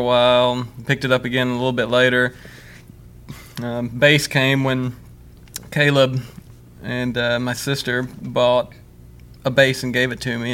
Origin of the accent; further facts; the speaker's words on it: Ware, Mississippi, United States; now in Starkville, United States; I grew up in Ware